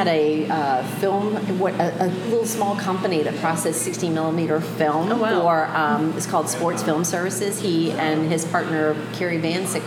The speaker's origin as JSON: {"language": "English", "town": "Savannah", "region": "Georgia", "country": "United States", "tie": "born or raised there", "also_born_or_lived": "Atlanta", "said": "I'm actually born and raised here in Savannah."}